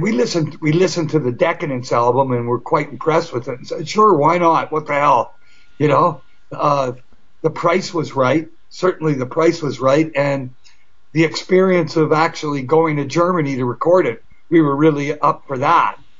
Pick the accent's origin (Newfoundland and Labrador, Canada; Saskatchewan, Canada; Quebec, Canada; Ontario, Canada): Ontario, Canada; Toronto